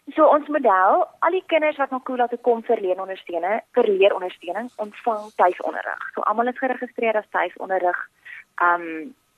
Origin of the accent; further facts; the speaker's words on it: Port Elizabeth, Eastern Cape, South Africa; moved away as an adult; also born or lived in Pretoria / Stellenbosch; ek het hierdie voorreg gehad om in Port Elizabeth groot te word